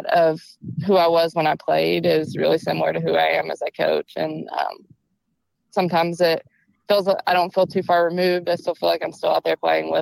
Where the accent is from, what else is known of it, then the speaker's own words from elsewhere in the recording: Mount Juliet, Tennessee, United States; also born or lived in Iowa; I grew up in Mount Juliet